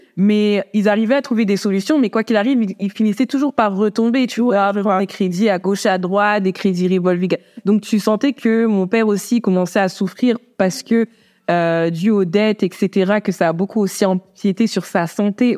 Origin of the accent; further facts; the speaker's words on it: France; je suis née en France.